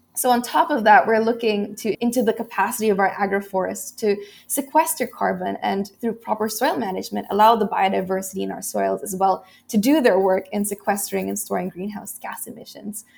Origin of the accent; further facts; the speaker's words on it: Philippines; this typhoon had destroyed about eighty percent of agricultural land in my hometown